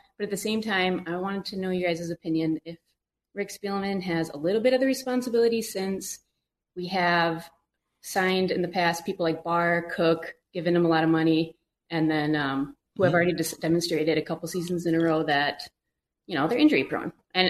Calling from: Indianapolis, Indiana, United States; I'm in Indianapolis, actually.

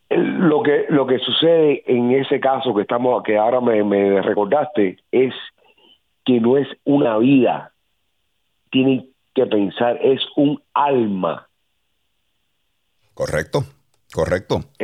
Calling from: Miami, Florida, United States; esto es eh, {S2} Miami Dade. Eh, yo, yo vivo en Cobalt Bay.

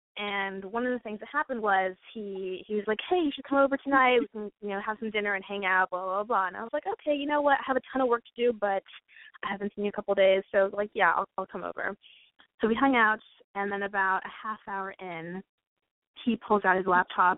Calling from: Los Angeles, California, United States; I'm 23 and I'm from Los Angeles.

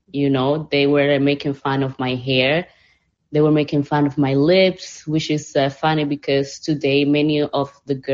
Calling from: Panama; English is a second language; T, I'm saying hi from Panama. I want to say

